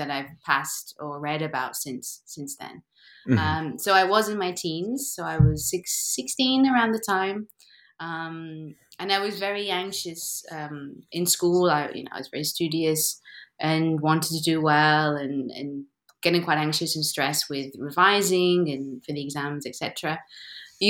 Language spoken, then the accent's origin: English; Derby, East Midlands, United Kingdom; moved away as an adult; now in Lisbon, Portugal; after university, I moved back to my hometown. And there was this Derby Dance Center